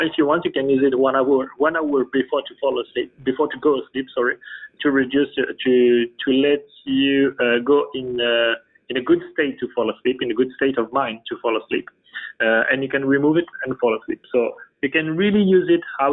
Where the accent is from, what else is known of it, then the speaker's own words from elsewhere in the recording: France; English is a second language; We are all from France